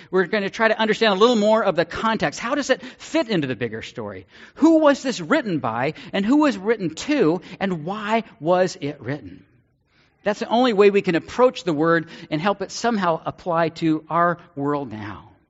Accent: Ireland; I'm Irish, but that's why I'm a covenanter because of the coffee.

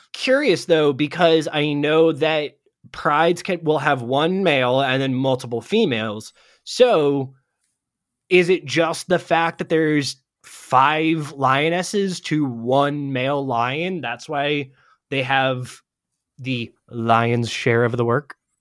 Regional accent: Ohio, United States; moved away; I'm originally from Ohio

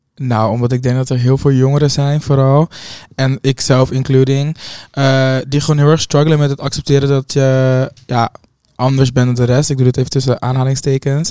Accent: Hoofddorp, North Holland, Netherlands; een hoofddorp ook ben, waar echt gewoon mijn eh, geboorte, nou, geboorteplek, waar ik ben opgegroeid

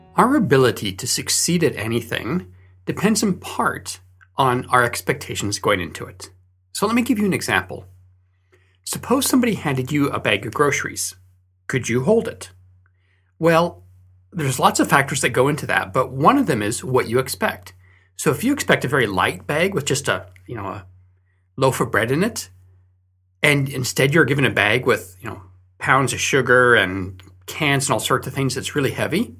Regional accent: Fresno, California, United States; moved away; So I grew up in Fresno, California, and there, during winter, they have a lot of fog.

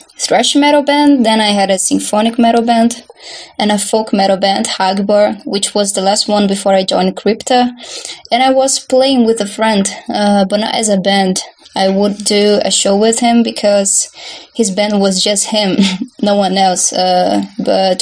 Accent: Barbacena, Minas Gerais, Brazil; I'm from Brazil, and I was born and live in a city called Barbacena in the state

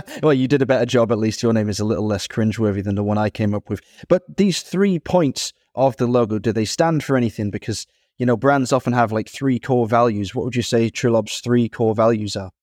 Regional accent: Manchester, North West England, United Kingdom; also born or lived in Dublin, Ireland; I grew up in Manchester, was born in Dublin

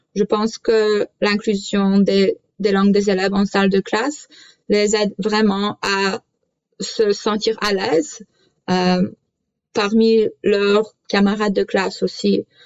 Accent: Canada; French is a second language; je suis née au Canada, mais la culture polonaise ainsi que la langue font partie de ma vie quotidienne

